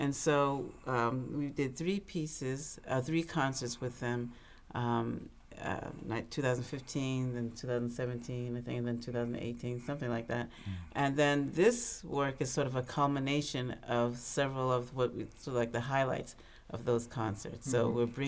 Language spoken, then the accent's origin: English; New York City, New York, United States; born there; also born or lived in Canada; So I was born here in New York City, and lived in Canada, but my father was Ghanaian